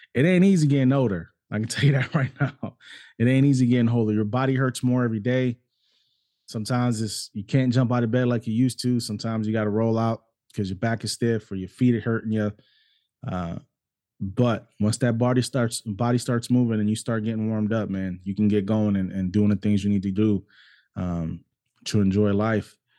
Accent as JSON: {"language": "English", "country": "United States", "tie": "born or raised there", "also_born_or_lived": "New York City, United States / Cleveland, Ohio, United States", "said": "I grew up in New York City and I also grew up in Cleveland, Ohio. Those were both my hometowns"}